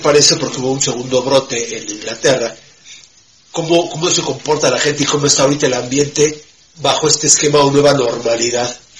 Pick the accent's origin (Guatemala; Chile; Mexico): Mexico; como los mexicanos